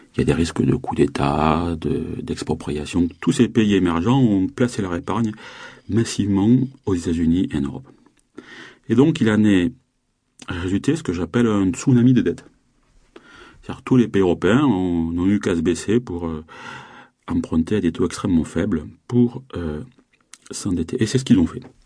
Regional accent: south of France, France; je viens du, sud-sud de la France.

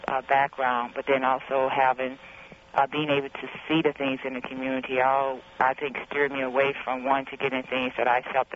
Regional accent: East St. Louis, Illinois, United States; Growing up in East St. Louis, living across the street

